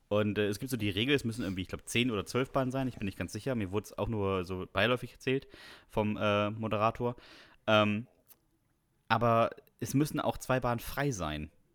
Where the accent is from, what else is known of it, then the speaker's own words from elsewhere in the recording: Bremen, Germany; Bei uns in Bremen